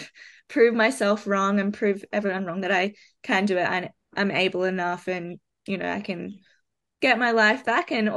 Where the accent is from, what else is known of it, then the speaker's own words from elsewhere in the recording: Australia; moved away as an adult; also born or lived in London; as an Australian